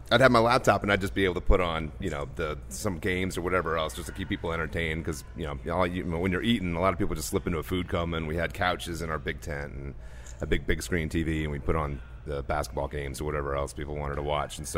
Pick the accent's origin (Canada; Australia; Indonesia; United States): United States; New York; born there; also born or lived in New Orleans / London / Holland / Paris; I was born in New York. I lived here for moved down to New Orleans for three years. Then I was in London for three years. Um, then Holland for three years, and then back to New Orleans for four years